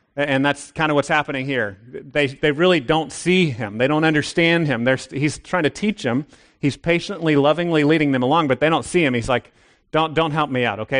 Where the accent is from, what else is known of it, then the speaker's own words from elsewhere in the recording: United States; I'm an American